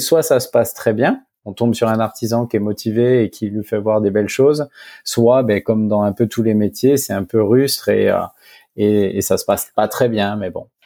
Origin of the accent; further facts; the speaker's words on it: Dijon, Bourgogne-Franche-Comté, France; also born or lived in Africa; now in Bordeaux, France; je suis originaire de Dijon, de la région Bourgogne